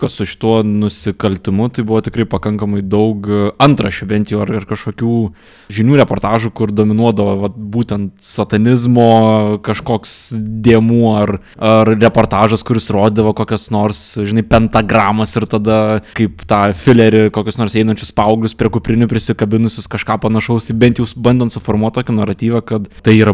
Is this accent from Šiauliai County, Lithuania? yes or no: yes; Šiauliai, Šiauliai County, Lithuania; aš kadangi esu iš Šiaulių, tai labai netoli nuo vietos, kur gyvenau